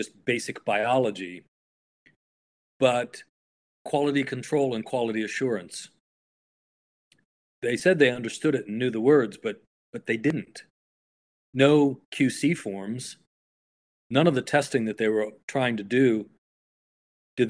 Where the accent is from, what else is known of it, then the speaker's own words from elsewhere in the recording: United States; as an American